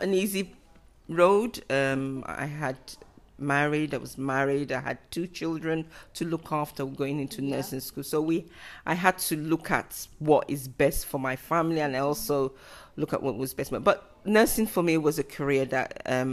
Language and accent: English; Nigeria; moved away as an adult; also born or lived in United Kingdom / London; now in England, United Kingdom; I was born in United Kingdom, and I moved back to Nigeria when I was 7 years old to 8 years old with my dad. And I stayed in Nigeria for 12 years